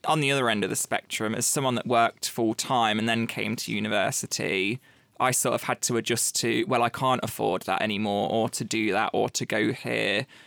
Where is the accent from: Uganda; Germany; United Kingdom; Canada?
United Kingdom; Leicester, East Midlands; I am from Leicester